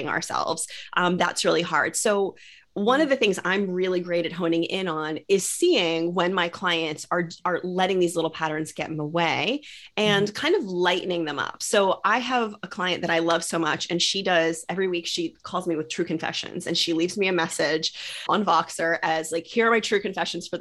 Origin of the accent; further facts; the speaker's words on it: Maryland, United States; I'm moving from Maryland to California, which is chaos. And is like such a dream, because I have wanted to leave Maryland. I grew up here.